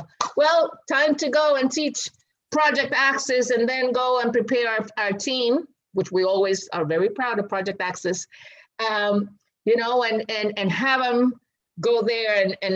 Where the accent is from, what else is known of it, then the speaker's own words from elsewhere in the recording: Puerto Rico; home is not just Boriken, right? But it will be our ancestral territory